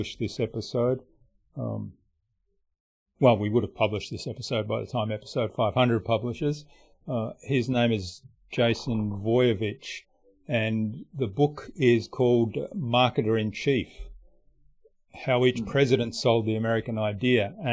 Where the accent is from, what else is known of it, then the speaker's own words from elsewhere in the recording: Australia; I'm Australian